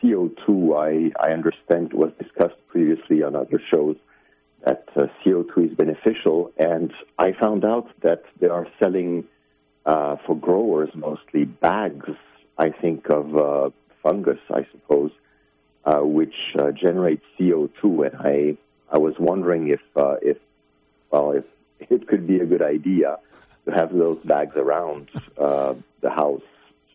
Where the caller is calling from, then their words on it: Finland; I am calling from Finland